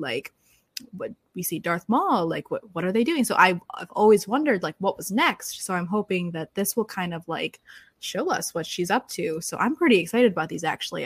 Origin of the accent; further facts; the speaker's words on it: Michigan, United States; now in Florida, United States; I'm from Michigan, so I'm used to a much colder temperature